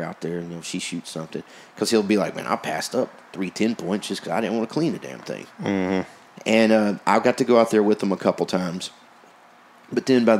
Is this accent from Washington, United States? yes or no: no; Maypearl, Texas, United States; I grew up in Maypearl.